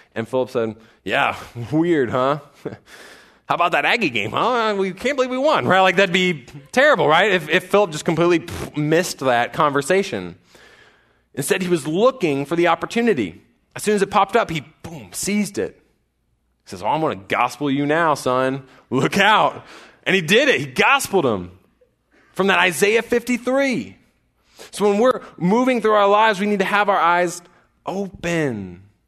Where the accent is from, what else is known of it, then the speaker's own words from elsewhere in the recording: College Station, Texas, United States; I grew up in College Station, so I'm that guy that's still here